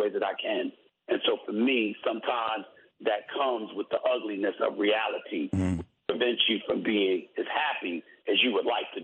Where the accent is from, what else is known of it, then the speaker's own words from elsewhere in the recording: New York City, New York, United States; when I see the world growing up in New York City, seeing the crime, seeing what's transpiring in the streets